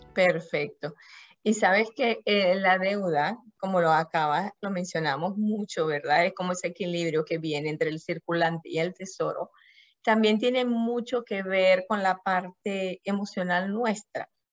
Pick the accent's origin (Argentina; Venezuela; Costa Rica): Venezuela; moved away; also born or lived in France / Singapore; yo nací en Venezuela, he vivido muchos años en Francia también, he vivido en Singapur